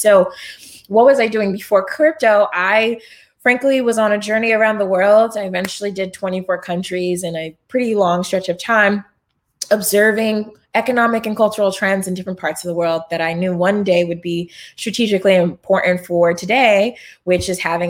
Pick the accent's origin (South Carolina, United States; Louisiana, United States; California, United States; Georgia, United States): California, United States; Rancho Cucamonga; I'm from Rancho Cucamonga, California. Shout out to Etowanda High School.